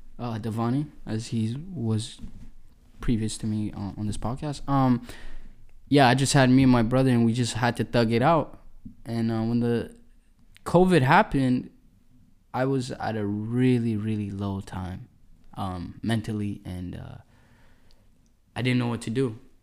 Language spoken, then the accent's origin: English; Edmonton, Alberta, Canada; I go by the name of … ladies and gentlemen. I'm a musician from Edmonton, Alberta.